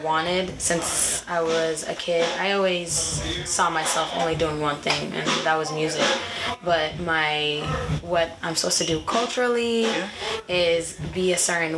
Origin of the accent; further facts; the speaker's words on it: Portland, Maine, United States; I was born in Portland, Maine. I was raised there as well.